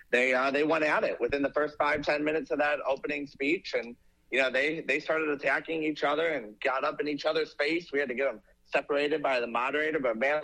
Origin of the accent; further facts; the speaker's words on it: Ohio, United States; moved away; you and I traveled into the great Buckeye State, my home state over there.